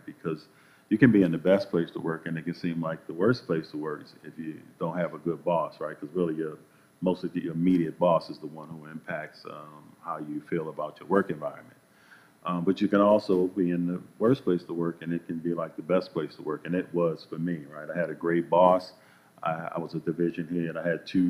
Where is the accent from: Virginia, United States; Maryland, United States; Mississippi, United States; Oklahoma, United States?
Maryland, United States; Baltimore; I'm from Baltimore City originally